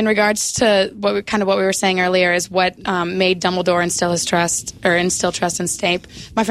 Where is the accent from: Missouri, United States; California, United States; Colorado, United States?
Missouri, United States; Kansas City; I'm from Kansas City.